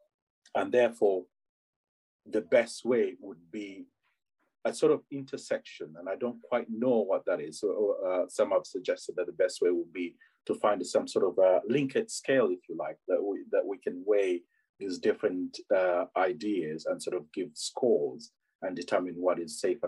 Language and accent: English; Uganda; now in England; I'm from Uganda originally